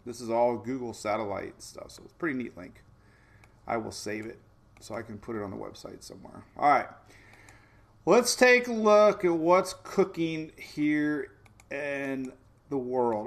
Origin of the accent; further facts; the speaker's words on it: Oldsmar, Florida, United States; my hometown of Oldsmar